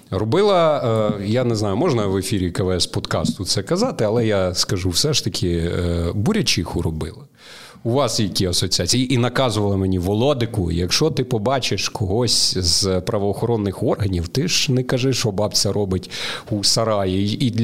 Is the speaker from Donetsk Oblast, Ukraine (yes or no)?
no; Vinnytsia Oblast, Ukraine; я просто ріс на Вінниччині у бабусі, там влітку ми кожного літа І скільки я пам'ятаю, от куди не виходиш, там поле з буряками, буряки, постійно цукрові буряки.